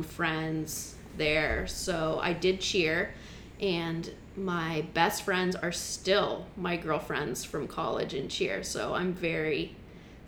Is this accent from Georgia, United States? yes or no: no; Long Beach, California, United States; moved away as an adult; I'm from Long Beach, California. And so is my husband. We actually went to the same elementary, middle, high school